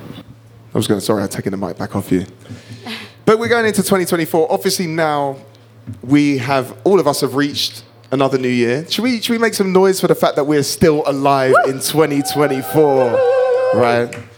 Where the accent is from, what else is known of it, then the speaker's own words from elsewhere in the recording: United Kingdom; I'm half Kenyan but was born and raised in the United Kingdom and I'm very proud of being from the UK.